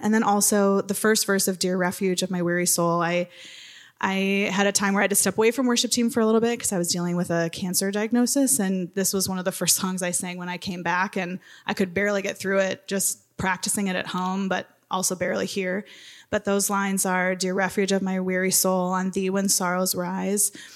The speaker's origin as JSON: {"language": "English", "region": "Wisconsin", "country": "United States", "tie": "born or raised there", "moved": "as an adult", "lives_now": "Minnesota, United States", "said": "I grew up in Wisconsin, but came to the better state"}